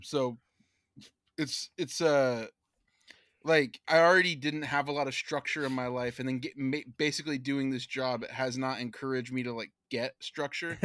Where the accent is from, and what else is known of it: Manteca, California, United States; born or raised there